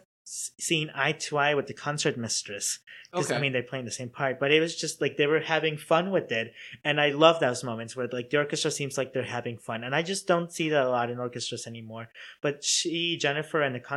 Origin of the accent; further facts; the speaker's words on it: Chicago, Illinois, United States; now in Cincinnati, United States; I'm from Chicago